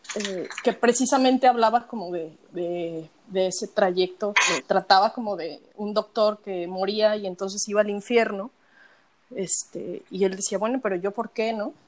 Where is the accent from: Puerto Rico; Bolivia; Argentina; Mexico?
Mexico; siendo mexicana, habiendo visto los altares toda mi vida